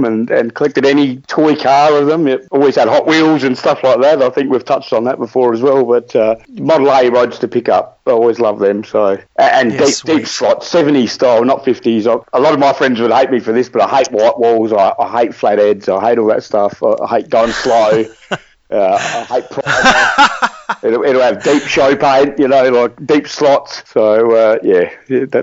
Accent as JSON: {"language": "English", "town": "Adelaide", "region": "South Australia", "country": "Australia", "tie": "born or raised there", "said": "growing up in Adelaide"}